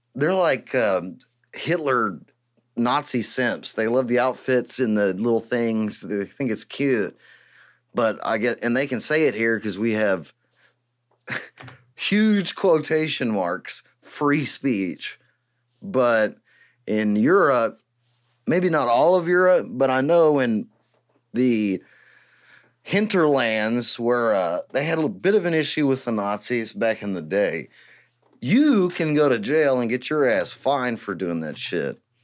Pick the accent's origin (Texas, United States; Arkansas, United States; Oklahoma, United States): Texas, United States; East; I am from East Texas, and I was born and raised in East Texas